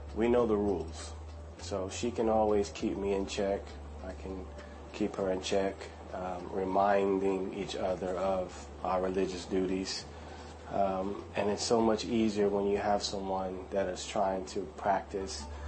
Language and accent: English; United States; now in Qatar; I'm from America